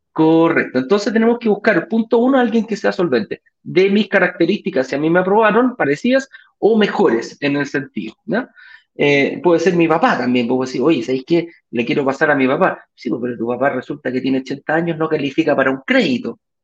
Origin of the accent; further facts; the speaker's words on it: Chile; de Chile, no de México